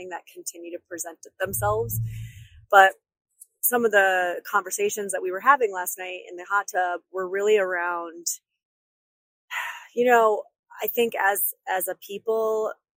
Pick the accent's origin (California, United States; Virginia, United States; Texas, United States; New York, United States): New York, United States; upstate; my upstate New Yorker spidey senses